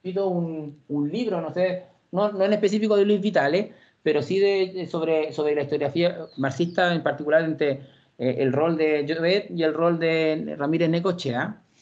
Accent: Santiago, Santiago Metropolitan Region, Chile; also born or lived in Puente Alto / La Florida; soy santiaguino, provengo de una familia eh, de extracción bien popular. Eh, nací en la comuna de La Granja el año 88

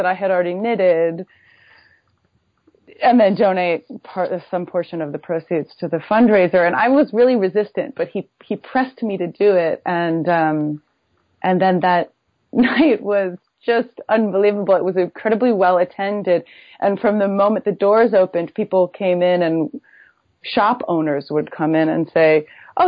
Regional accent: Buffalo, New York, United States; moved away as an adult; also born or lived in New Haven, Connecticut / San Francisco, California; I grew up in Buffalo, New York

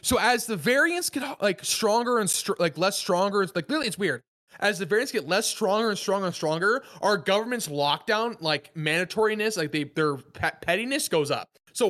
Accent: Oregon, United States; moved away; I cannot overstate how much I love the state of Oregon. Like, whenever I go there, I just feel happy. I love the city. I love my hometown. I love my home state.

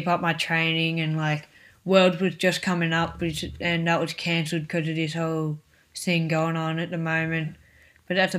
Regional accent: Echuca, Victoria, Australia; I come from Echuca in Victoria

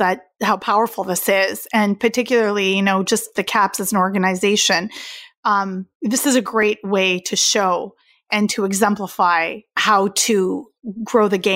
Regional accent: East Coast of Canada, Atlantic Canada, Canada; I grew up on the East Coast of Canada

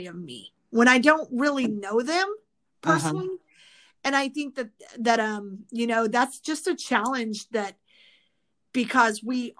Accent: Midwest, United States; now in California, United States; I grew up in the Midwest

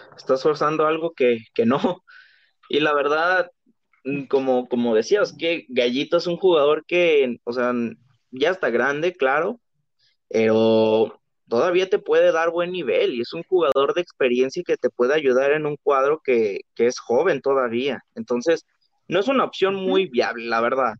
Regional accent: Guadalajara, Jalisco, Mexico; nosotros somos de Guadalajara

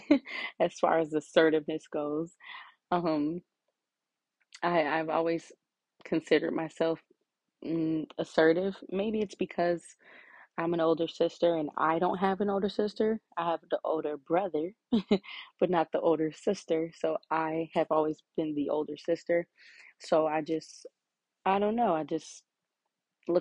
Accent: Illinois, United States; I am from Illinois. Pretty much live here my whole entire life.

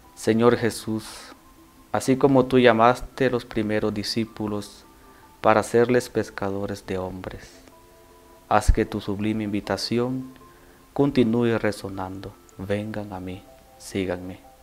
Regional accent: El Salvador; moved away as an adult; now in Mexico; soy originario de El Salvador

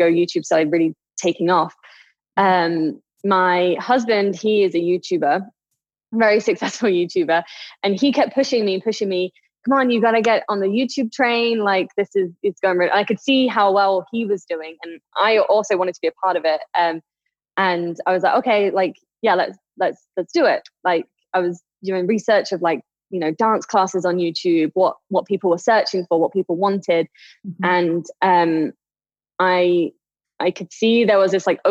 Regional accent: England, United Kingdom; moved away as an adult; now in Las Vegas, United States; I'm originally from England. I live out in Las Vegas right now

